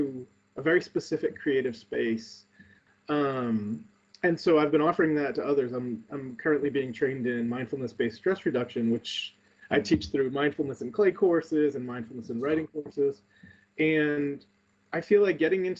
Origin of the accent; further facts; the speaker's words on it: New Bedford, Massachusetts, United States; my hometown of New Bedford, Massachusetts